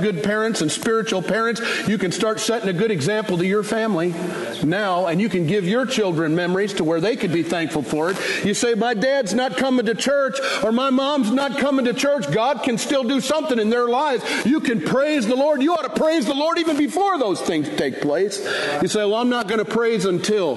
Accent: Michigan, United States; now in Fort Worth, United States; I was raised in the North

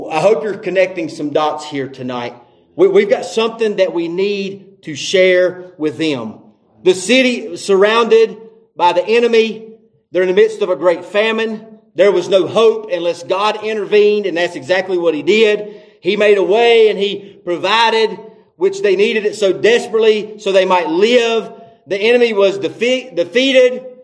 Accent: the South, United States; And that may be having something to do because we're from the South. We like to talk too much.

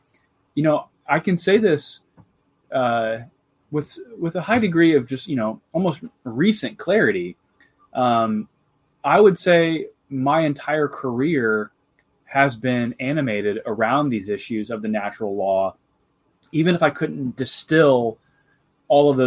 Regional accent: Jacksonville, Illinois, United States; moved away; I'm originally from Central Illinois. I grew up in kind of the cornfields of Jacksonville, Illinois

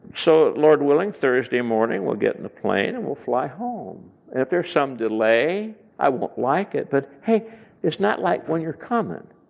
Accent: Chicago, Illinois, United States; I come from Chicago area

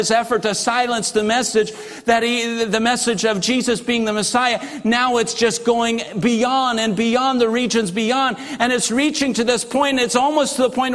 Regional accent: Russia; moved away; as a kid growing up in Russia

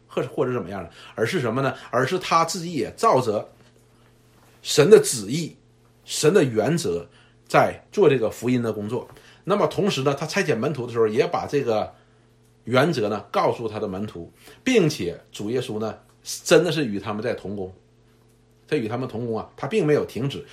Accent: China; 我们中国人

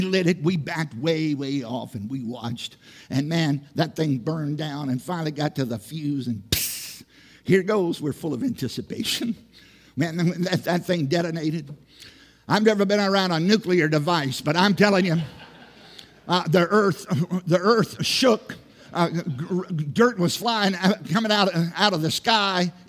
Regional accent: Southside, Virginia, United States; moved away; I grew up in Southside, Virginia

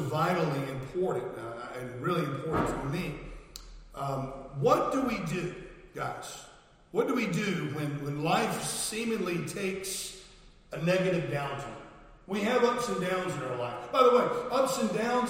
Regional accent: United States; moved away as an adult; now in United Kingdom; I'm American. I'm British as well. I'm a dual citizen now.

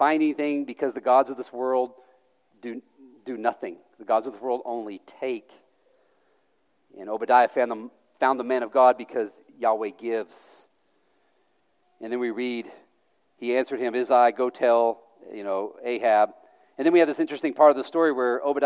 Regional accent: the Bible Belt, United States; moved away; I grew up in the Bible Belt

